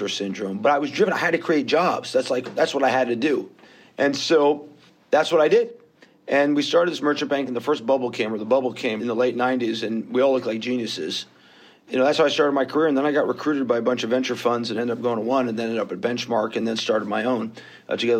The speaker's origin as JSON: {"language": "English", "town": "New York City", "region": "New York", "country": "United States", "tie": "born or raised there", "moved": "as an adult", "lives_now": "Israel", "said": "I was born, bred, and raised in New York. I'm fond of saying on the island of Manhattan."}